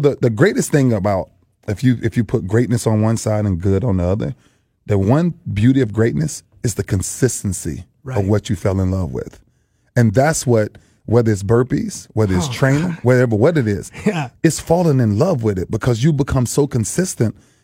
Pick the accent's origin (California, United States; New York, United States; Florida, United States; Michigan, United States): Florida, United States; Lakeland; moved away; came home to my hometown Lakeland